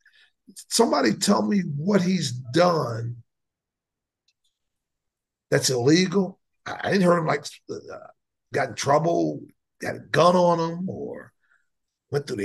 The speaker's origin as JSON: {"language": "English", "region": "New Jersey", "country": "United States", "tie": "born or raised there", "moved": "as an adult", "lives_now": "Texas, United States", "said": "I grew up in Jersey, so we didn't go to segregated schools"}